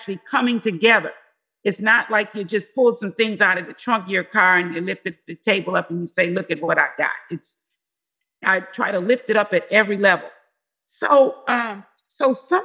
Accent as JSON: {"language": "English", "town": "Detroit", "region": "Michigan", "country": "United States", "tie": "born or raised there", "moved": "yes", "lives_now": "Washington, United States", "said": "I'm from Detroit"}